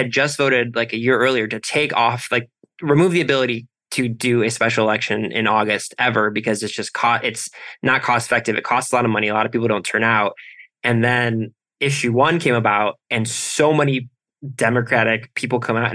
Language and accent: English; Ohio, United States; I'm from Ohio.